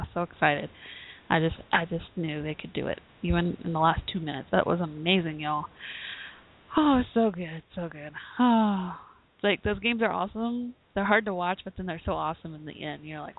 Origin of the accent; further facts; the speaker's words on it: Dallas-Fort Worth, Texas, United States; we're from Dallas-Fort Worth